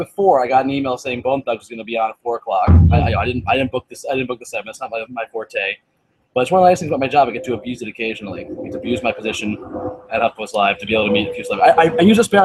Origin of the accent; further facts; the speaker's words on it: Cleveland, Ohio, United States; I'm from Cleveland